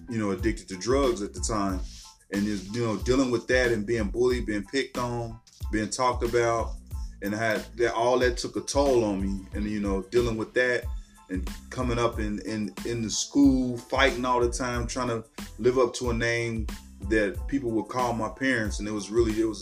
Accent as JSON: {"language": "English", "town": "Cincinnati", "region": "Ohio", "country": "United States", "tie": "born or raised there", "also_born_or_lived": "the South (US)", "said": "I'm a Cincinnati native. Grew up here in Cincinnati"}